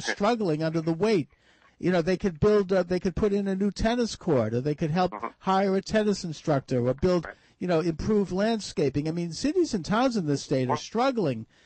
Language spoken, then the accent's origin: English; Massachusetts, United States; governor of the Commonwealth of Massachusetts, my home state